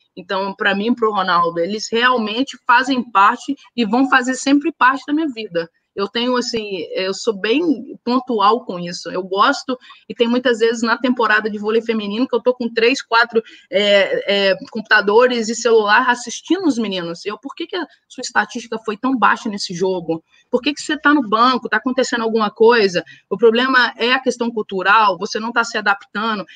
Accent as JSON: {"language": "Portuguese", "country": "Brazil", "said": "a gente, como brasileiro"}